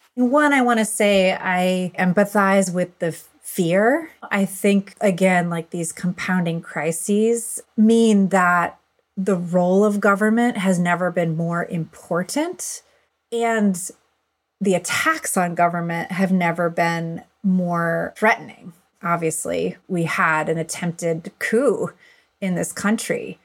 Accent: Buffalo, New York, United States; in my community growing up in Buffalo, New York

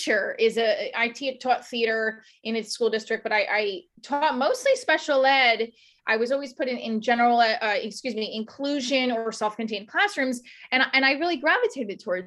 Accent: New Jersey, United States; We do have a way of doing things in Jersey and New York

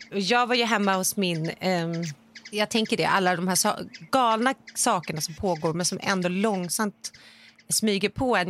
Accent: Sweden; now in Los Angeles, United States; som svensk

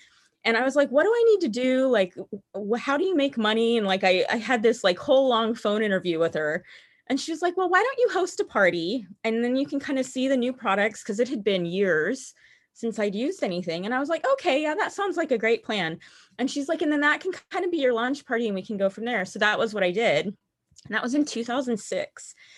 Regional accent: Missouri, United States; also born or lived in Utah / Nevada / Kansas / New Mexico; Missouri the longest. So that's where I say I'm from, even though that is not where I was born. So I was born in Utah, but we only lived there for like my first 18 months.

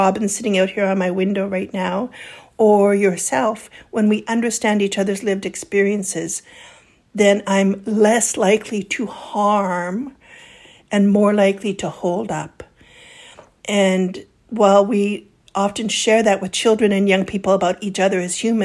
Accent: Kamloops, British Columbia, Canada; moved away; where I grew up in Kamloops area.

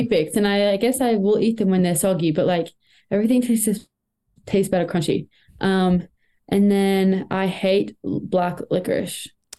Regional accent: Australia; as an Australian in ski racing that you have a lot more hurdles you have to overcome

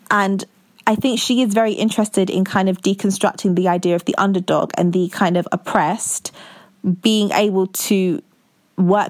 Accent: London, United Kingdom; I'm in my 20s and I'm from London.

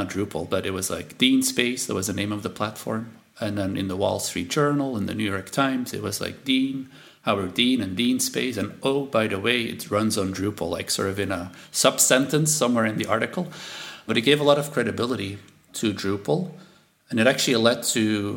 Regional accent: Belgium; first language Dutch; English is a second language; moved away; I'm from Belgium, and so my family's here

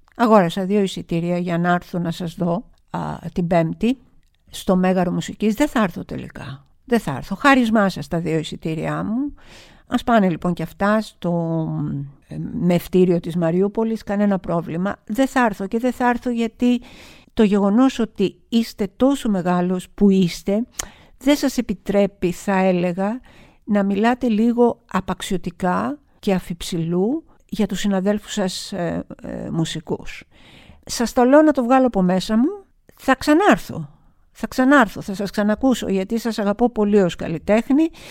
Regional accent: Greece; εγώ ως Ελληνίδα

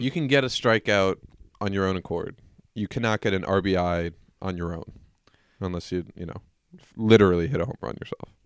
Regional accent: Pittsburgh, Pennsylvania, United States; I'm from Pittsburgh

